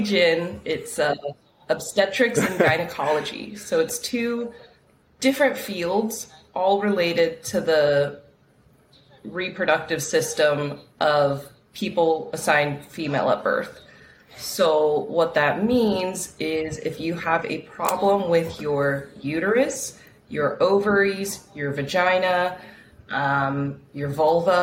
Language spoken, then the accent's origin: English; Texas, United States; moved away as an adult; now in Hawaii, United States; I'm from Texas. I was there my whole life. And then I did medical school there